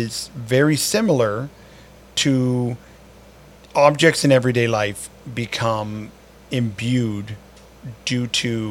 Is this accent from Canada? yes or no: yes; Canada